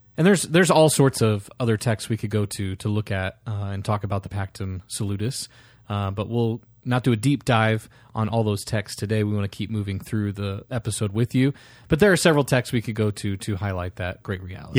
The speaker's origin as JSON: {"language": "English", "region": "Iowa", "country": "United States", "tie": "born or raised there", "also_born_or_lived": "Nashville, Tennessee", "moved": "as an adult", "lives_now": "Omaha, United States", "said": "I was born in Iowa, born and raised there"}